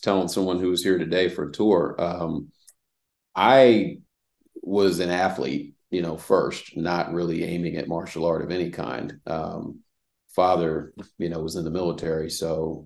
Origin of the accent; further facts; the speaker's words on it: Reston, Virginia, United States; also born or lived in Washington, D.C.; now in Atlanta, United States; I'm from Reston, Virginia, was born in Washington, D.C. Once my dad got out of the military, we moved to Virginia, which is just Northern Virginia